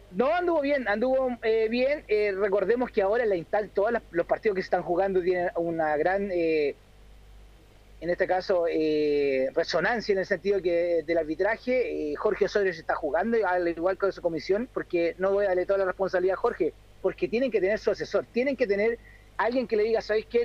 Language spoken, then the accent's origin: Spanish; Chile; soy chileno